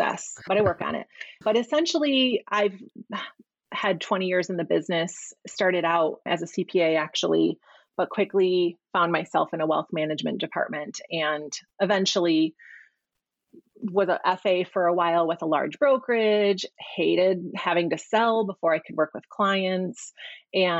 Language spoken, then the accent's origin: English; Midwest, United States; moved away as an adult; also born or lived in Chicago; now in Arizona, United States; My husband and I moved here in September from Chicago. So born and raised and lived in the Midwest my whole life